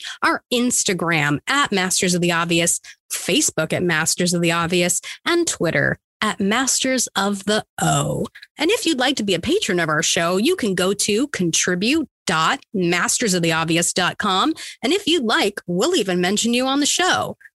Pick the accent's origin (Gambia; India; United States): United States; Hawaii; moved away; go back home to Hawaii